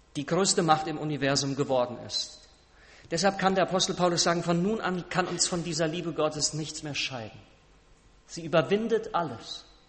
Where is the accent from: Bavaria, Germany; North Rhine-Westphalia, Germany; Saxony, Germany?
North Rhine-Westphalia, Germany; Siegerland; moved away; Wir waren im Siegerland, meiner Heimat, äh, in Westfalen, Südwestfalen